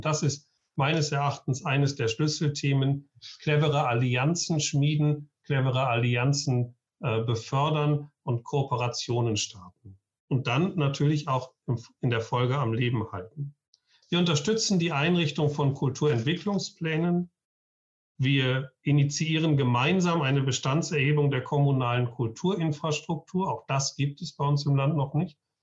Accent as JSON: {"language": "German", "town": "Essen", "region": "North Rhine-Westphalia", "country": "Germany", "tie": "born or raised there", "moved": "yes", "lives_now": "Schleswig-Holstein, Germany", "said": "gebürtiger Essener"}